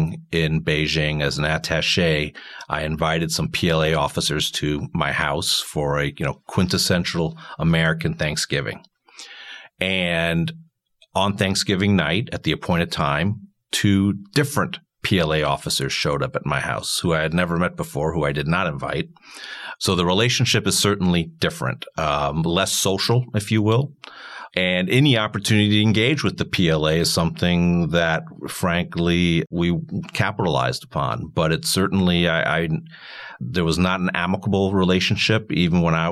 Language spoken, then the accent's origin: English; Germany; also born or lived in Italy; now in United States; I've got some roots in Europe, and I grew up in Germany, and I studied as a university student in Italy.